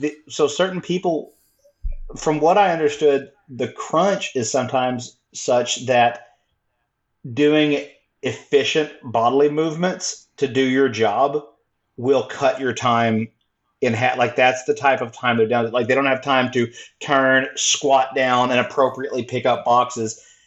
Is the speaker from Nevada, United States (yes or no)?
no; Texas, United States; I'm from Texas